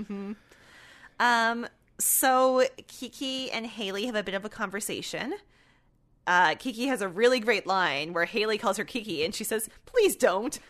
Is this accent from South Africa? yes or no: no; Canada; we're Canadian